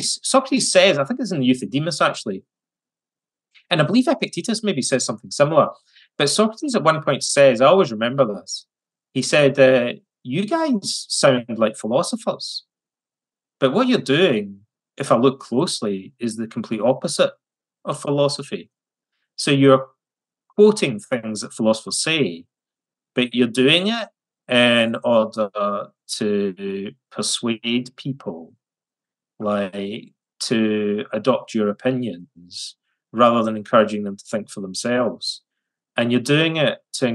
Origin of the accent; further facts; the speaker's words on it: West Coast of Scotland, United Kingdom; when I was a kid growing up in the West Coast of Scotland